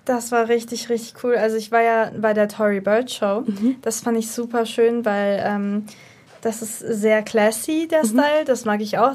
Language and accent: German; Berlin, Germany; ich komme aus Berlin